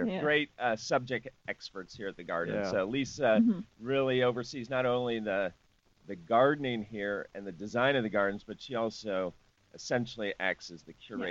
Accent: Manhattan, Illinois, United States; actually moved to Illinois. I, in high school, lived in Manhattan, Illinois. I love to tell people I'm from Manhattan, and then I have to clarify from Manhattan, Illinois.

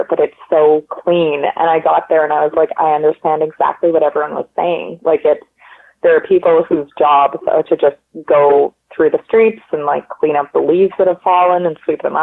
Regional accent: Canada; I'm from Canada. I speak French and English, and I speak a little bit of Polish

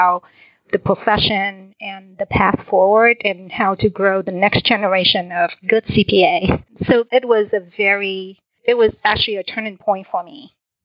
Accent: Vietnam; also born or lived in Washington, D.C. area, United States; now in Houston, United States; Originally, I'm from Vietnam. I was born a year after the war

